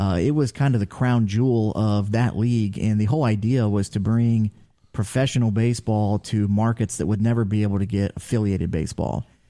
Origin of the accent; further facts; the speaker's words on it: Ashville, Ohio, United States; I am from Asheville, Ohio, so, uh, about thirty minutes directly north from Chillicothe, uh, just north of Circleville. Um, went to Taze Valley High School